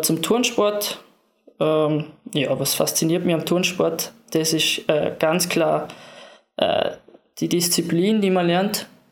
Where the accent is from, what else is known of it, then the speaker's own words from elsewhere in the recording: Lustenau, Vorarlberg, Austria; im Verein, in meinem Heimatort in Lustenau